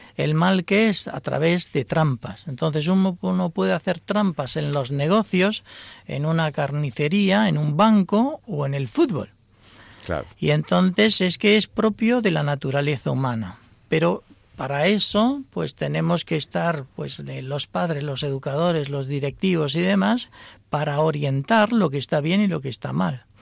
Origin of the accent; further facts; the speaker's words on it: Almería, Andalusia, Spain; moved away; also born or lived in Buenos Aires, Argentina; yo soy de Almería, pero he vivido en Buenos Aires